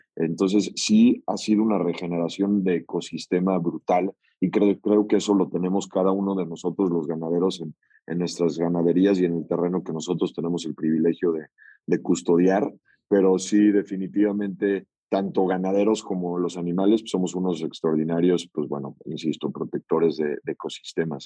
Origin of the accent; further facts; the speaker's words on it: Mexico City, Mexico; also born or lived in Hidalgo; yo soy originario de la Ciudad de México, pero bueno, prácticamente hidalguense de, corazón.